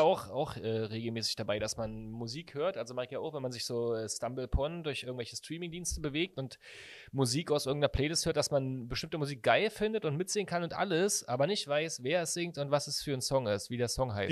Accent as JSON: {"language": "German", "region": "Berlin", "country": "Germany", "said": "Bei uns in Berlin"}